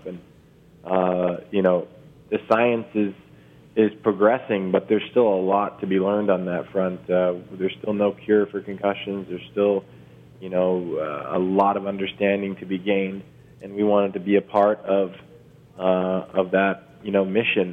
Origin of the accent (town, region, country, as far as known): Toronto, Ontario, Canada; born or raised there